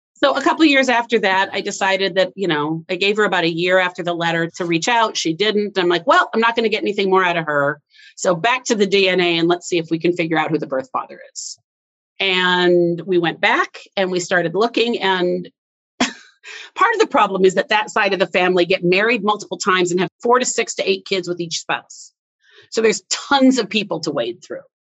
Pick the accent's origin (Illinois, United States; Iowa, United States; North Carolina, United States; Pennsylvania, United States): Iowa, United States; moved away; also born or lived in Wisconsin; We were born in the same state, but then I had I had moved. I grew up actually in Iowa not Wisconsin. Uh, part of my childhood was in Iowa, part of or Wisconsin, part was in Iowa.